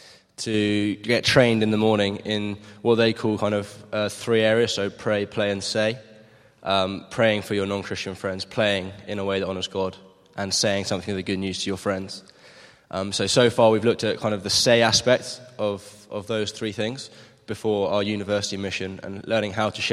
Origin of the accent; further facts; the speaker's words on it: Maidenhead, South East England, United Kingdom; So I'm from Maidenhead, just down the M40.